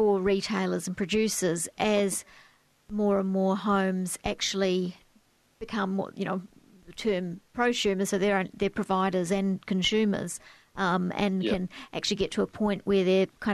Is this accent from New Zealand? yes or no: yes; New Zealand; now in Australia; I'm from New Zealand as well